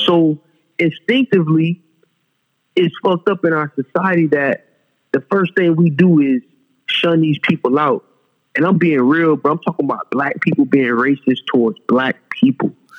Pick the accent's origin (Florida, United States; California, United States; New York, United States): Florida, United States; Fort Lauderdale; also born or lived in Dubai; I'm from South Florida. I was born in Fort Lauderdale, Broward County.